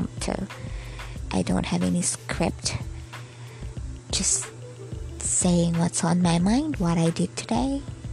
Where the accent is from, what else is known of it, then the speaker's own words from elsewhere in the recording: Bohol, Central Visayas, Philippines; now in Dumaguete City, Philippines; So I'm a Filipino. I'm born here in the Philippines, in Bohol, Philippines. But I'm working here in Dumaguete City.